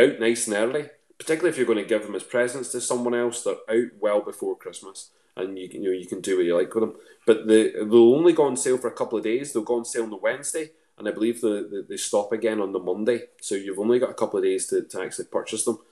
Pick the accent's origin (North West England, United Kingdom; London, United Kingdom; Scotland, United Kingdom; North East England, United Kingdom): Scotland, United Kingdom; Lanark; moved away; also born or lived in Northern Ireland; I'm originally from a place just outside of uh, just outside of Lanark. So the closest town to me is Lanark.